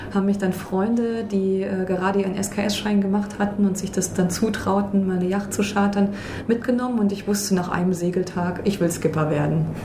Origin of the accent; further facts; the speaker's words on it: Thuringia, Germany; Ich komme ja aus einer Region, ich komme aus Thüringen, in der es bekannterweise nicht besonders viel Wasser gibt.